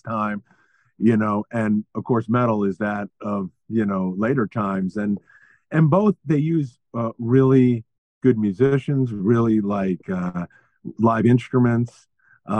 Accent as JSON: {"language": "English", "town": "New York City", "region": "New York", "country": "United States", "tie": "born or raised there", "said": "growing up in New York City in the 70s"}